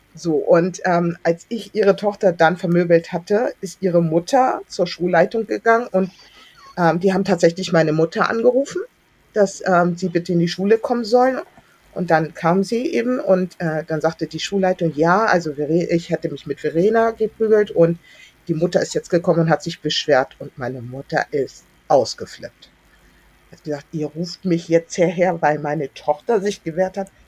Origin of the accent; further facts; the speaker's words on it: Hamburg, Germany; also born or lived in Berlin; ich bin dann groß geworden in Hamburg-Billstedt